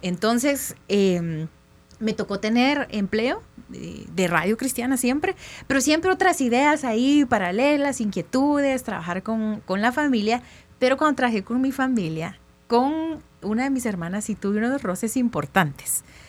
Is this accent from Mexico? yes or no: no; Quetzaltenango, Guatemala; soy del interior de Guatemala, de Shela